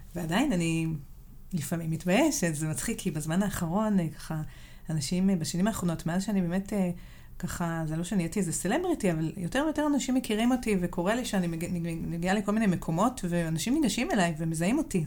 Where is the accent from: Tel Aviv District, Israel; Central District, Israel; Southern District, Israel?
Southern District, Israel; אני גדלתי בדרום, וסבא וסבתא שלי גרו בחיפה